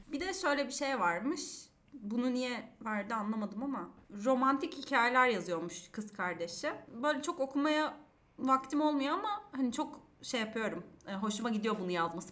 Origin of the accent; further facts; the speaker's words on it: Diyarbakır, Diyarbakır Province, Turkey; Ben Diyarbakırlıyım